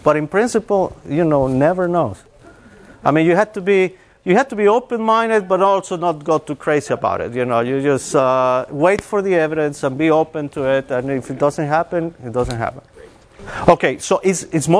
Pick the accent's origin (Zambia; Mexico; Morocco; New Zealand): Mexico; moved away as an adult; also born or lived in Texas; I'm originally from Mexico, and I started my bachelor's in math